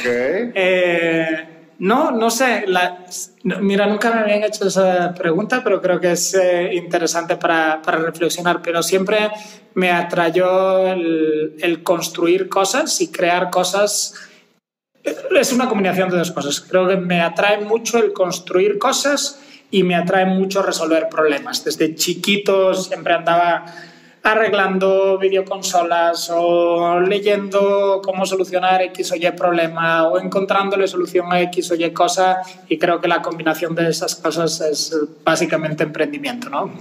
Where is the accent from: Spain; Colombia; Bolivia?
Spain; Galicia; accent: Spanish; moved away as an adult; also born or lived in Mexico City, Mexico; now in Mexico; originario de Galicia